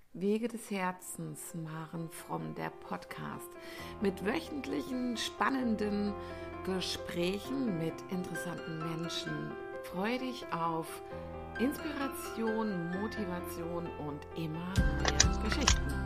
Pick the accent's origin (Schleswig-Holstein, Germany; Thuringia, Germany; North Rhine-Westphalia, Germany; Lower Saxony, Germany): Lower Saxony, Germany; moved away; mein Zuhause, wo ich geboren bin und so, das habe ich ja mit ähm, oder mein das Bundesland, also Niedersachsen, wo ich ursprünglich herkomme, das habe ich vor ähm, 20 Jahren, nee, 22 Jahren verlassen